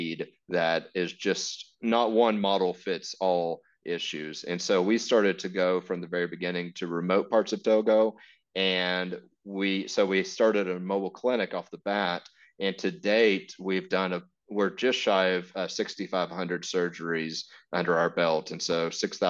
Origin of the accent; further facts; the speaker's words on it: Texas, United States; moved away as an adult; I'm from Texas and I went to Africa to join Mercy ships